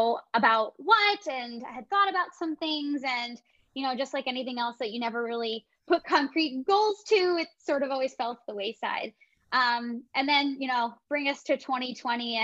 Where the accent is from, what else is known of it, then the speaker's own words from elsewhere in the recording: Allentown, Pennsylvania, United States; moved away as an adult; now in Florida, United States; I was working a full-time salaried position in my hometown of Allentown, Pennsylvania